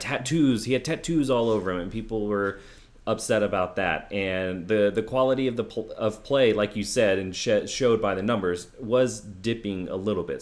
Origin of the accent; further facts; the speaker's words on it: Houston, Texas, United States; my hometown Rockets were the, the victors, like, I really loved that finals as an eleven-year-old kid